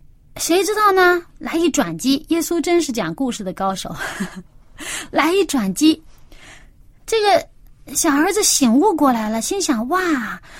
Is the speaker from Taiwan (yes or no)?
no; China; 天为大呀，这个我们中国人这个所谓敬天，其实也就是敬这位创造主，整个宇宙的掌管者。